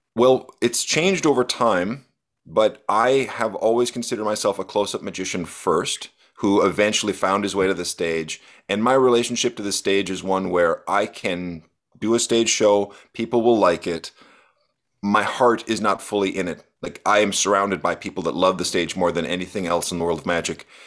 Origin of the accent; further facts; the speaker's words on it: Arrowhead region, Minnesota, United States; I was getting books from the Duluth Public Library, which is a hundred miles away from where I was living